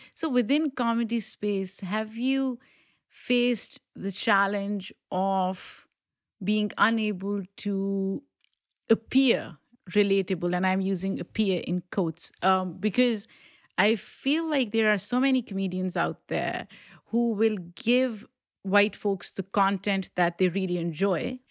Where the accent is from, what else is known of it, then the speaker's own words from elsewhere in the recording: Pakistan; accent: Pakistani; English is a second language; now in United States; I grew up in Pakistan